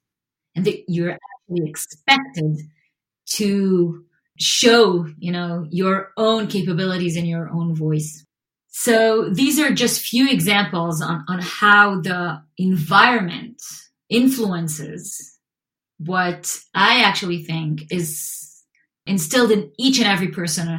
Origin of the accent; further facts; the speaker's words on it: Israel; English is a second language; And so growing up in Israel, you actually get a lot of opportunities to train behaviors and personality traits and skills that are more on the creative side